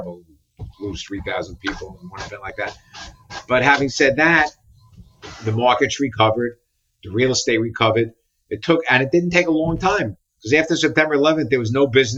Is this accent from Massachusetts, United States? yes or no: no; Paramus, New Jersey, United States; also born or lived in Bronx, New York / Long Island, New York; now in New York City, United States; I grew up in New Jersey